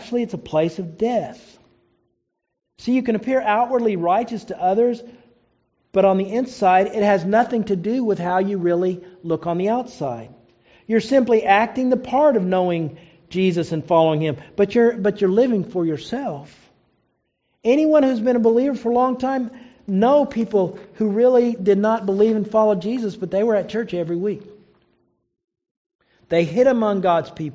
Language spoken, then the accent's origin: English; Oklahoma, United States; I knew a lot of people growing up in Oklahoma